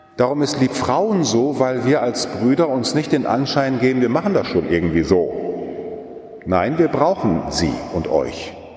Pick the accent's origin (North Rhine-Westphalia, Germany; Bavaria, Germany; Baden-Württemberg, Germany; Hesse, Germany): North Rhine-Westphalia, Germany; Münsterland; weil ich noch in einer katholischen Kirche groß geworden bin, so gerade noch damals bei uns im Münsterland